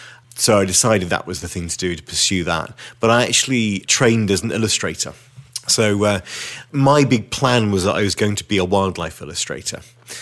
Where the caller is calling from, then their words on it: Witney, South East England, United Kingdom; So I'm speaking from Witney in Oxfordshire.